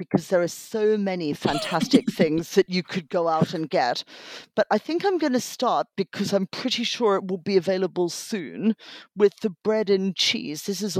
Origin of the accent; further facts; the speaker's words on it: Australia; I grew up in Australia and therefore studied Captain Cook and his voyages every year in primary school.